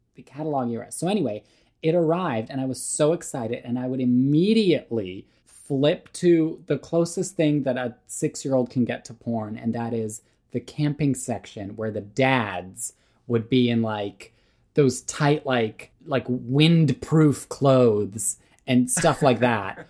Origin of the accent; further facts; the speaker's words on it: Canada; also born or lived in Serbia; I was born in Serbia. We, like, moved to Canada when I was, like, five years old.